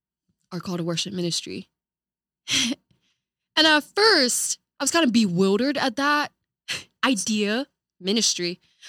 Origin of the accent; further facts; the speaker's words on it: Kuwait; born there; I was born in Kuwait, so having that kind of diverse influence in my life was just something so profound at a very early age in my life.